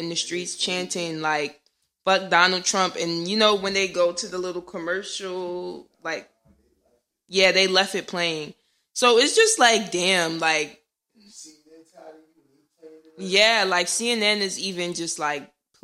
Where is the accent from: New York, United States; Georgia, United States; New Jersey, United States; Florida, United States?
New Jersey, United States; Irvington; I'm from Jersey, too